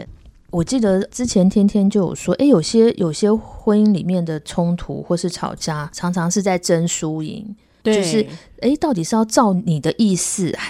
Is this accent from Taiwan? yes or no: no; New York, United States; 我从小在纽约